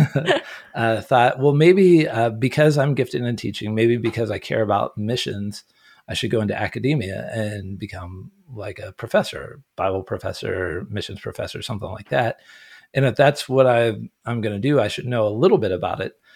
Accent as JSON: {"language": "English", "region": "Ohio", "country": "United States", "tie": "born or raised there", "also_born_or_lived": "Orange County, California", "moved": "yes", "said": "But no, I grew up in Ohio. I grew up in a log cabin in the woods"}